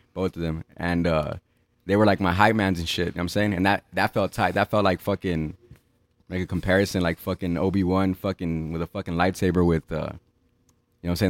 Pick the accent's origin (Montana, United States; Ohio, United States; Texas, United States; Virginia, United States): Texas, United States; El Paso; I grew up in Central, Central Paso seven nine nine three oh, off of Truman Street